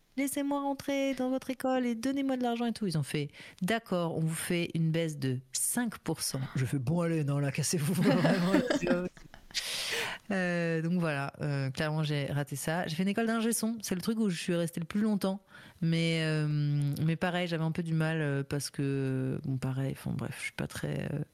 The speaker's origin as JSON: {"language": "French", "town": "Paris", "region": "Île-de-France", "country": "France", "tie": "born or raised there", "said": "j'étais à l'école primaire Alexandre Dumas, dans le 11e"}